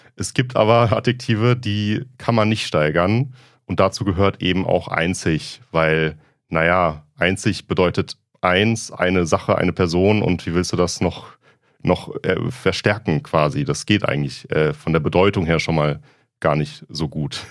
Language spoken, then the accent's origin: German; southwestern Germany, Germany; aus meiner Heimat, aus dem äh, südwestdeutschen Raum